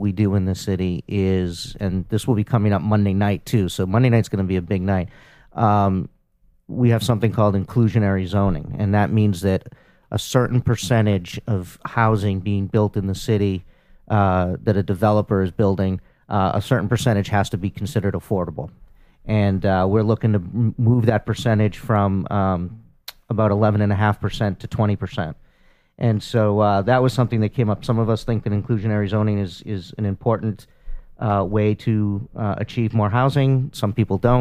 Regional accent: Cambridge, Massachusetts, United States; I grew up in Cambridge, and if I wasn't living in the house that my great grandfather bought

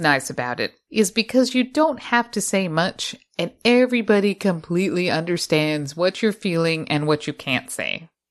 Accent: Utah, United States; accent: Utah; my Utah accent

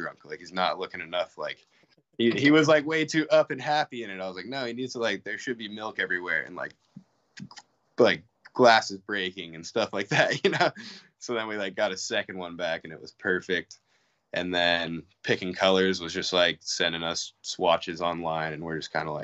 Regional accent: Reno, Nevada, United States; I grew up in Reno, Nevada, which is like 4 hours from the Bay

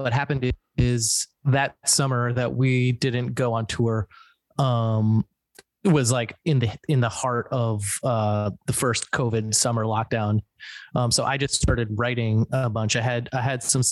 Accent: New Jersey, United States; We're all from New Jersey, born and raised in Jersey

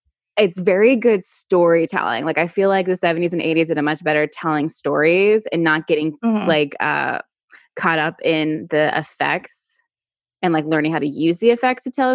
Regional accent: Virginia, United States; I'm not from New York. I'm from Virginia

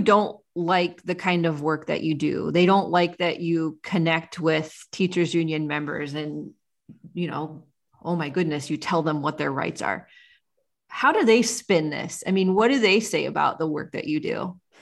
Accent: Ohio, United States; the small town where I grew up in Ohio

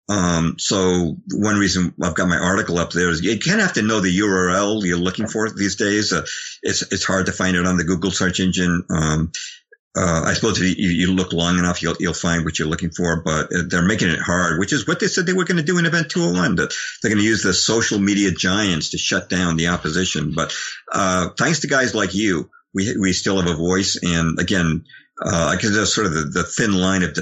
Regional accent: Lexington, Massachusetts, United States; I grew up in Lexington, Massachusetts

